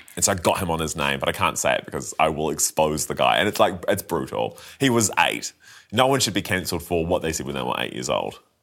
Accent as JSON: {"language": "English", "town": "Christchurch", "region": "Canterbury", "country": "New Zealand", "tie": "born or raised there", "said": "growing up in Christchurch"}